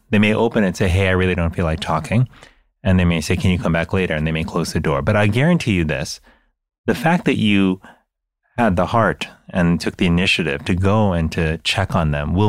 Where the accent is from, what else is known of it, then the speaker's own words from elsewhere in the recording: United States; the culture that I grew up in the United States, which I think is similar to to many, you know, cultures in the modern world